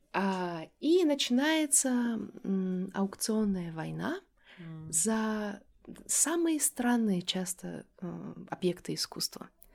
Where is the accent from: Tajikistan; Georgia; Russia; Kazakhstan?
Tajikistan; Dushanbe; moved away as an adult; also born or lived in United States / Europe; Я родилась и выросла в Душанбе